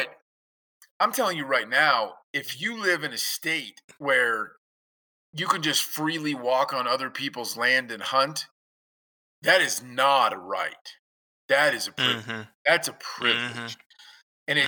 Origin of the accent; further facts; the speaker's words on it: Kansas, United States; coming from growing up in Kansas